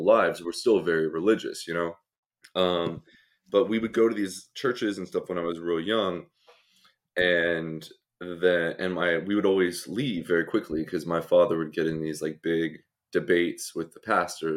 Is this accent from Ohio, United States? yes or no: no; Oklahoma, United States; moved away; also born or lived in Colorado; I'm from Oklahoma originally. Born and raised, kind of spent half the time there, half the time in Colorado.